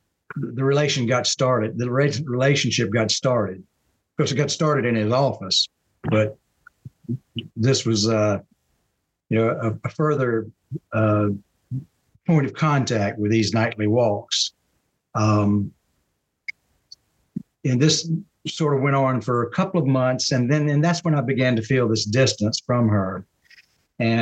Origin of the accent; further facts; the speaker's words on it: Marion, South Carolina, United States; moved away as an adult; now in Charlotte, United States; I'm from Marion, South Carolina, a small town in South Carolina, about 120 miles. It would be southeast of Charlotte, North Carolina, not too far from Myrtle Beach. So I grew up there